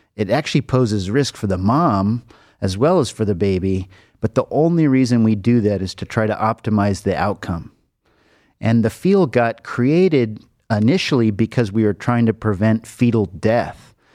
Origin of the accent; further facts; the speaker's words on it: Los Angeles, California, United States; moved away as an adult; now in Cleveland, United States; I grew up in Los Angeles